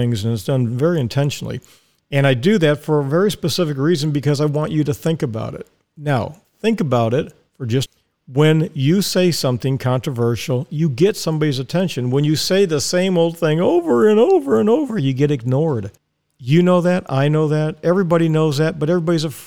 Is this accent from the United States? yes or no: yes; Dallas, Texas, United States; now in Ocala, United States; we lived in Dallas, and I was born in Dallas, Texas. I'm a Texan